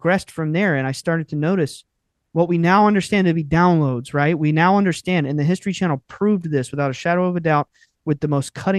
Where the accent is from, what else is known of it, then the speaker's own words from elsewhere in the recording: North Carolina, United States; we are from North Carolina, and it is still, up until recently, I would say it was an extremely rural, deeply Southern culture